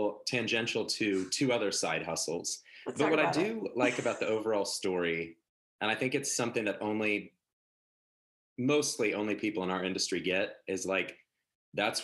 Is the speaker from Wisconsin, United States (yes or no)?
no; Oklahoma, United States; moved away as an adult; growing up in Oklahoma, a very Midwestern sense of a work ethic